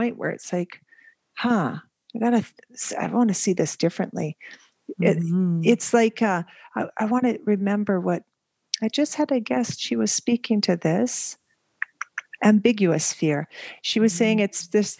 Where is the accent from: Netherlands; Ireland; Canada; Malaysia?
Canada; moved away as an adult; also born or lived in Asia / Middle East; now in Belgium; I am Canadian, and we've been living, jumping from country to country.